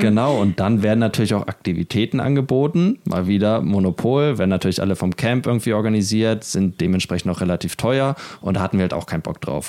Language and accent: German; Germany; wir als Deutsche